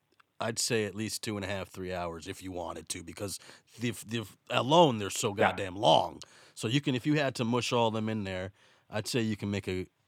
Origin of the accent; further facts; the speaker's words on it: United States; But I'm not British.